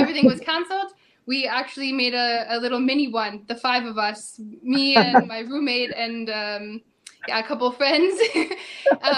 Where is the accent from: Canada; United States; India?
Canada; moved away as an adult; now in Germany; as a Canadian, I've never lived in an apartment before.